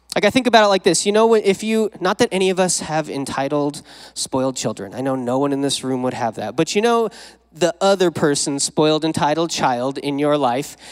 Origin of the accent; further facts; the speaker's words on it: Wyoming, United States; now in Modesto, United States; I didn't grow up around here. I grew up in Wyoming.